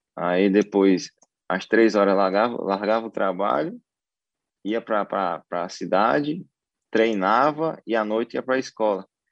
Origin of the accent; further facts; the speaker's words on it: Lagarto, Sergipe, Brazil; moved away; eu sou lá de Lagarto. Então, eu fui criado, eu fui criado na roça